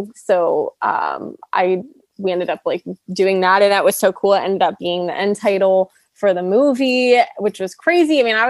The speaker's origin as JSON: {"language": "English", "country": "Canada", "lives_now": "Los Angeles, United States", "said": "Yeah, they do. They do. And I'm Canadian. So that definitely like helped."}